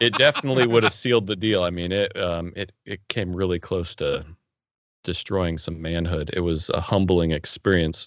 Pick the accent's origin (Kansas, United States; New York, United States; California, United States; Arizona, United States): Arizona, United States; also born or lived in Oregon; when I was in fourth grade, we moved from Oregon to Arizona